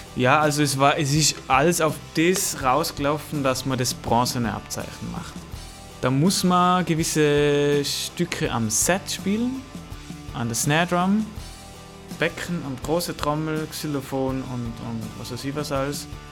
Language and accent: German; Ehenbichl, Tyrol, Austria; accent: Tyrolean; now in Vorarlberg, Austria; ich wurde geboren in einem Ort, der heißt Ehenbichel.